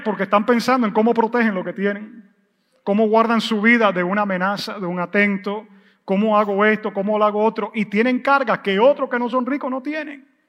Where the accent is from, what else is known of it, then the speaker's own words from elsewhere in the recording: United States; como buen gringo y buen americano